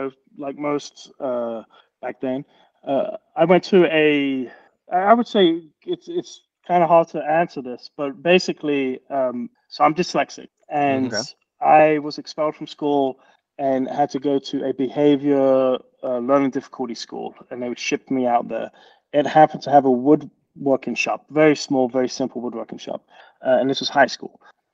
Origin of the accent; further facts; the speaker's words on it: London, United Kingdom; I'm from England